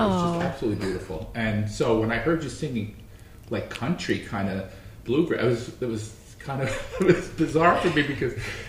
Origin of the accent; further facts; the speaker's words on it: New York, United States; I grew up in New York